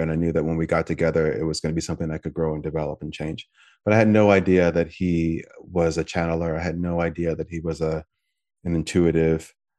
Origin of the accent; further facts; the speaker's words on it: United States; I'm American